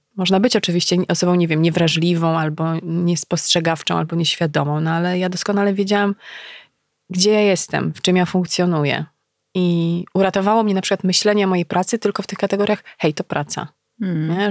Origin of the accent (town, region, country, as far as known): Legnica, Lower Silesian Voivodeship, Poland; moved away as an adult; also born or lived in Wrocław